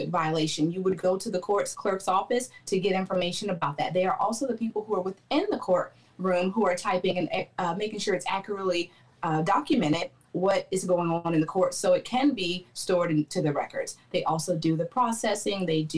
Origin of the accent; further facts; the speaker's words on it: Clarksville, Tennessee, United States; also born or lived in Baltimore, Maryland; Okay, well, I'm originally from Baltimore, Maryland. That's where I was born. I got to Clarksville, Tennessee in about 1995. I am the child of soldiers, so we stayed here for my stepdad's duty station. I grew up here, and then I joined the Army from here.